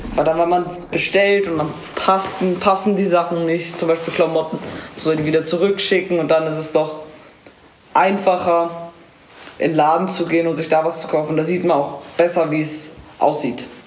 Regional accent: Munich, Bavaria, Germany; komme aus München und bin 13 Jahre alt

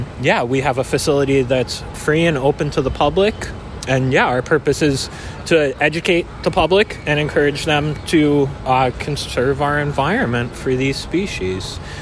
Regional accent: New York, United States; now in Rochester, United States; I am originally from the Capital Region, but I reside in Rochester, New York.

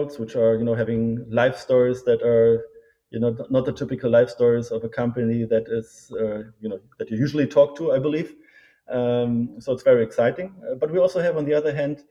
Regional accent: Berlin, Germany; also born or lived in United States; I born and raised in Berlin, studied in Germany and in the US.

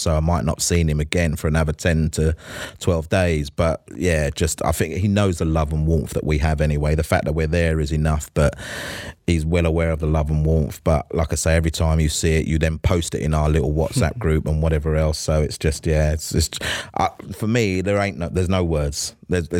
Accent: London, United Kingdom; I was born in Hackney. I went to school in Walthamstow

